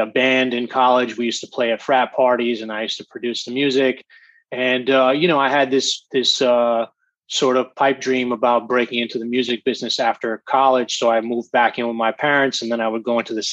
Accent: Montclair, New Jersey, United States; I grew up in Montclair, New Jersey

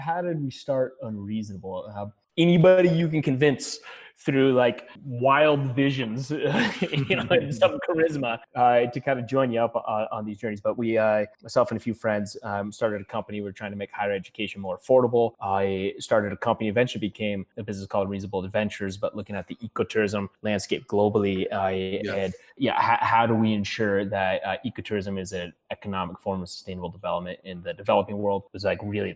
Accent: Colorado, United States; I'm coming from Colorado

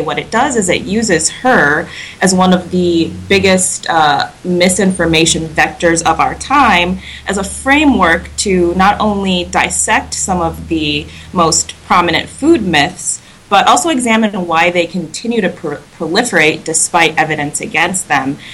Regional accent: Wisconsin, United States; I'm from Wisconsin

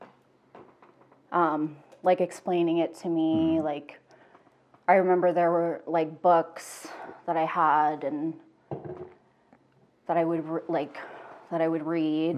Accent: Cochrane, Alberta, Canada; also born or lived in Calgary; I was born in Calgary. I grew up in Cochrane

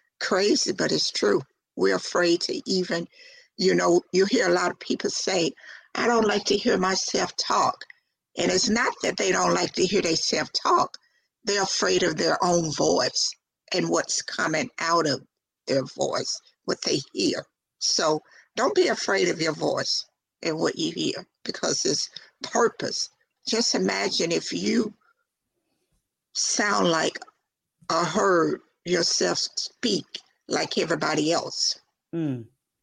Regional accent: the South, United States; accent: country twang; I'm from the South, so therefore I have that country twang in my voice

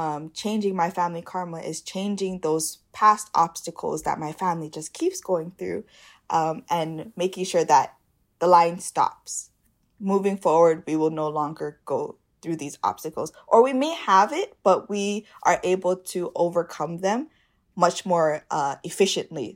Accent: Hawaii, United States

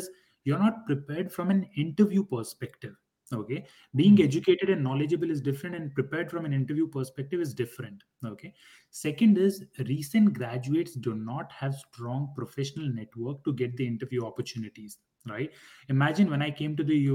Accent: India; moved away as an adult; also born or lived in Durham, North Carolina, United States; I was born and raised back in India

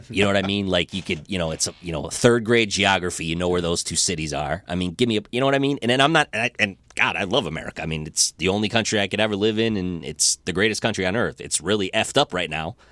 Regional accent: Rochester, Michigan, United States; I grew up in Rochester

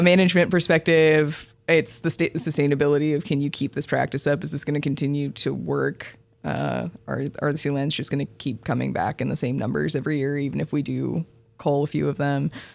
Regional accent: Vancouver, Washington, United States; moved away; I'm from Vancouver, Washington, so not very far away.

